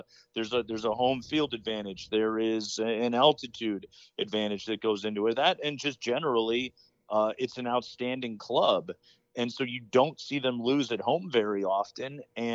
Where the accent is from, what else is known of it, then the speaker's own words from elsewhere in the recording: Chicago, Illinois, United States; now in Denver, United States; I grew up outside of Chicago